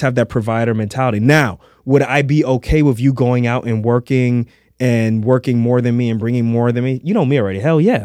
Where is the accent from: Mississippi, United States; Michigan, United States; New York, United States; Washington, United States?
New York, United States; New York City; Halloween in a Darko house when I was growing up in Queens